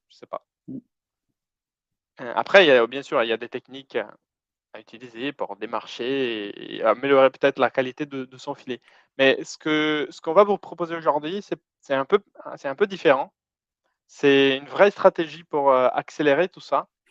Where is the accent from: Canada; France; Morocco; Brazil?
Brazil; French is a second language; moved away; j'ai un accent un peu bizarre parce que je suis brésilien